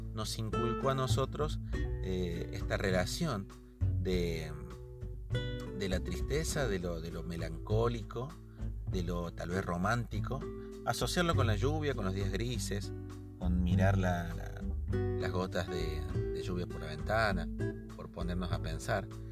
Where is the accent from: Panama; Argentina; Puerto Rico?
Argentina; soy de Argentina